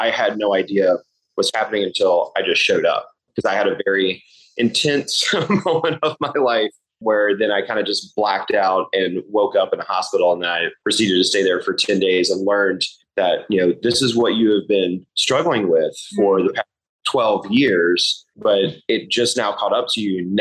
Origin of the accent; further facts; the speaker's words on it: Charlotte, North Carolina, United States; I'm from Charlotte, North Carolina originally. I'm a fifth-generation Carolinian, seventh-generation North Carolinian, fifth-generation Charlottean